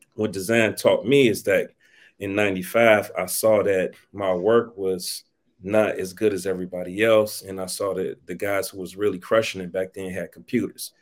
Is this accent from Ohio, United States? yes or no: yes; East Cleveland, Ohio, United States; I'm from Cleveland, Ohio, originally East Cleveland, Ohio